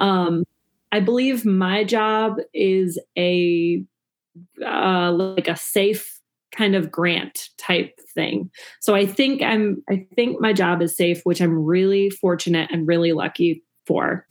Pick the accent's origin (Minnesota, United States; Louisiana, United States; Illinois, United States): Minnesota, United States; moved away as an adult; now in Chicago, United States; I grew up in Minnesota. I moved to Chicago in 2008 to pursue comedy.